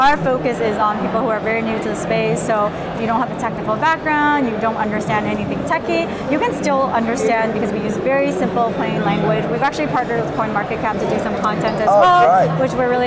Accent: Canada; I'm from Canada

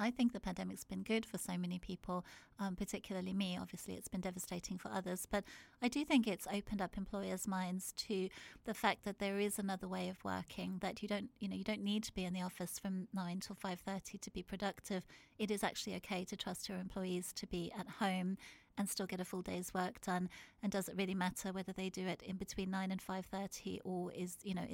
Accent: South Africa; moved away as an adult; I grew up in South Africa. I was born there and I lived there until I was 19 years old

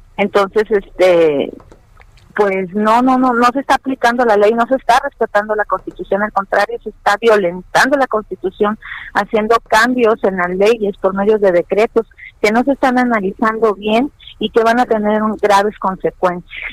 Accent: Mexico; somos mexicanos

